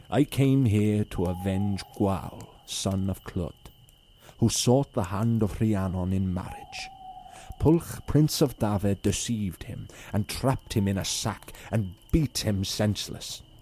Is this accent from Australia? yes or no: no; Ireland; also born or lived in Nigeria; So our podcast is basically group of Irish Nigerian lads who tell their stories, growing up in Ireland as well as Nigeria